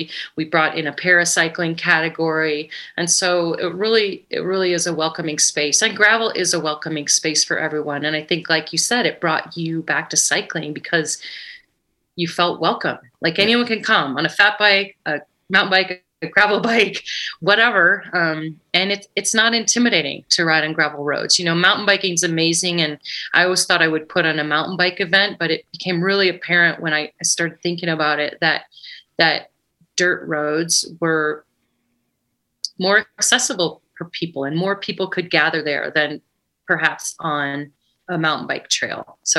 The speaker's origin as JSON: {"language": "English", "town": "Ketchum", "region": "Idaho", "country": "United States", "tie": "born or raised there", "said": "…'s Private Idaho is my gravel event in my hometown of Ketchum, Sun Valley, Idaho."}